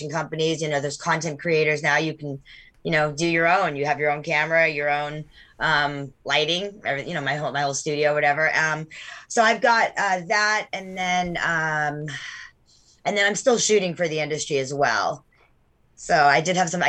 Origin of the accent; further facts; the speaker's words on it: Sweden; moved away; I'm from Sweden, so I speak fluent Swedish.